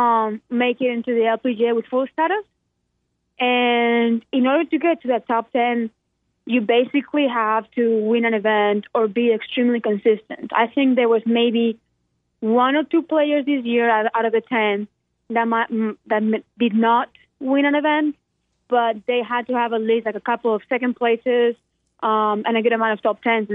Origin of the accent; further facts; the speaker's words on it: Spain; now in Birmingham, United States; I'm gone from Spain and I'm gone from here